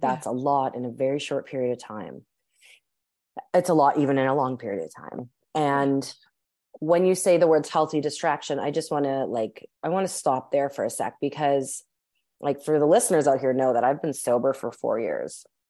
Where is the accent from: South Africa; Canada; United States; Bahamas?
Canada; Winnipeg, Manitoba; I'm actually currently recording this from my hometown in Winnipeg